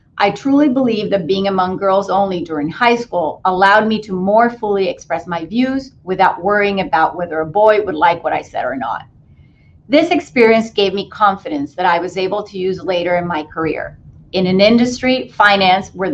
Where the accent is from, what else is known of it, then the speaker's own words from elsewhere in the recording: Puerto Rico; I grew up in Puerto Rico in a predominantly female family.